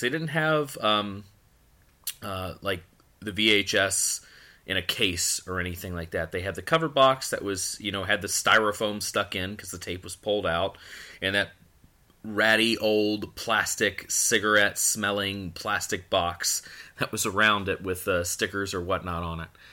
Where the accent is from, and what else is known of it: Florida, United States; born or raised there; also born or lived in Akron, Ohio / Pennsylvania